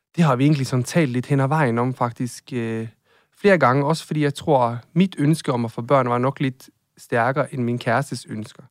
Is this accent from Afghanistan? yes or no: no; Norway; now in Denmark; Jeg er fra Norge